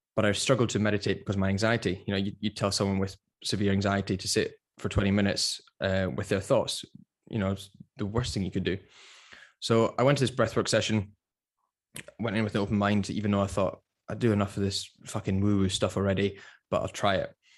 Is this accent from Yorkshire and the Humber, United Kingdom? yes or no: no; Edinburgh, Scotland, United Kingdom; moved away as an adult; also born or lived in London; I'm originally from Edinburgh, but I spent, I spent about six years in London